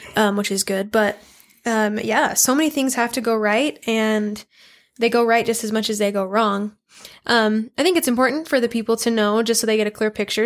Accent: Idaho Falls, Idaho, United States; I was born and raised in Idaho Falls here

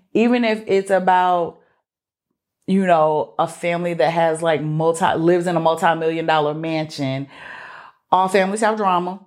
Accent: Mobile, Alabama, United States; I grew up in Mobile.

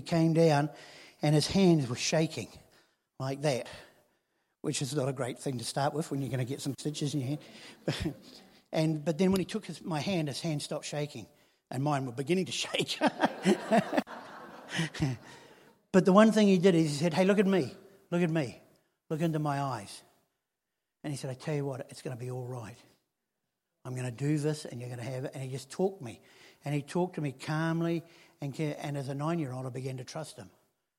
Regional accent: Helensville, Auckland, New Zealand; I grew up in Helensville, which, you know, it's a one-horse town, and then the horse died, and that was it.

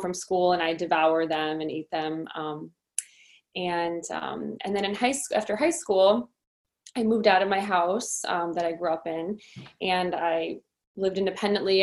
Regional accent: Downers Grove, Illinois, United States; also born or lived in Lombard; Downers Grove is where I was born and raised at Good Samaritan Hospital, and I lived there until I was 18.

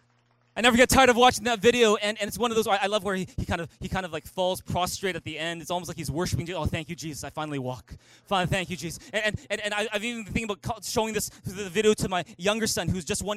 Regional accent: Vancouver, British Columbia, Canada; moved away as an adult; also born or lived in Taiwan; I was born and raised here in Vancouver, never spoke a lick of Mandarin.

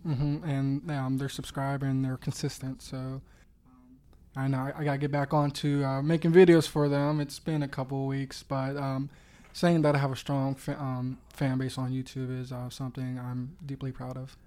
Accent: Swissvale, Pennsylvania, United States; I'm originally from Swissville, not too far from, uh, Mass Solutions headquarters

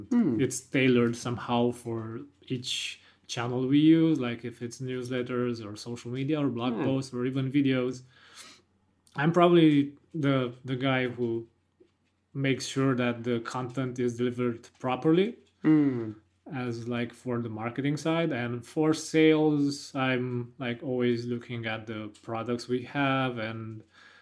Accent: Romania; from my hometown to the capital of Romania, Bucharest

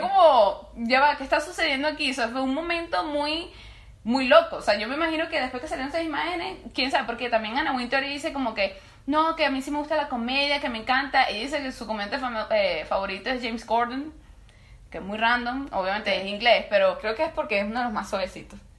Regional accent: Venezuela; nosotros también somos venezolanos

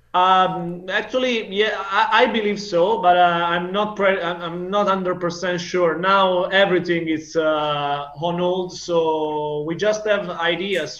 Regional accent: Italy

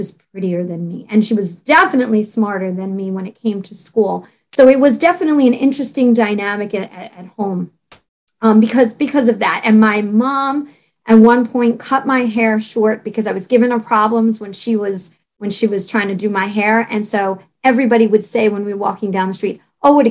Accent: New York City, New York, United States; also born or lived in Staten Island; I was brought up and born in Brooklyn

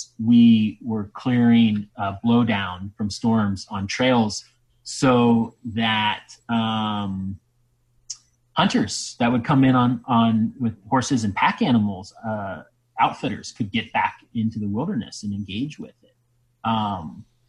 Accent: Ohio, United States; I'm from Ohio

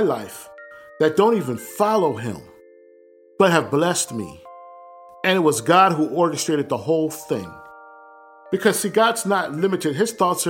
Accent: Willingboro, New Jersey, United States; moved away as an adult; also born or lived in East Orange, New Jersey / Delaware; My family's from East Orange in North New Jersey. But I was raised mostly in Willingboro, New Jersey

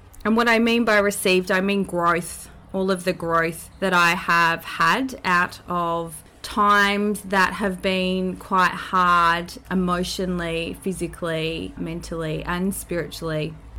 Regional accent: New Zealand; And that is to my home country, Aotearoa, which is a beautiful thing.

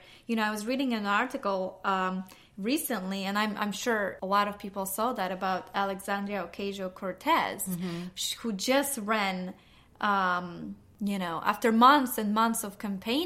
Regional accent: Poland; moved away; I grew up in Poland, and in my home, Sunday was the self-care Sunday.

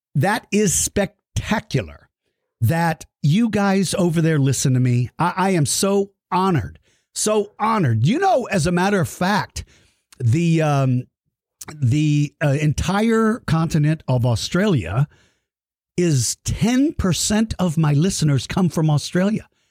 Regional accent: San Antonio, Texas, United States; my hometown of San Antonio, Texas

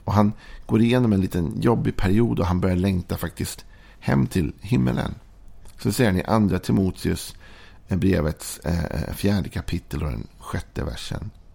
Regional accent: Sweden; vi är svenskar

